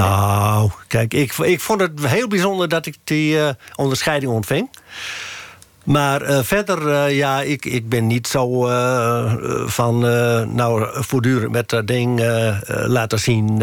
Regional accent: Westeremden, Groningen, Netherlands; ik ben in Westremde geboren

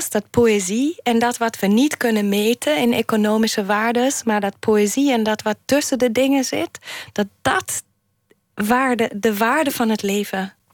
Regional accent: Germany; now in Netherlands; ik heb, ik heb de, de, mijn jeugd of mijn, mijn jonge jaren in Duitsland wel ervaren als, alsof er een grote, veel sterkere hiërarchie speelt in Duitsland. Toen ik naar Nederland kwam.

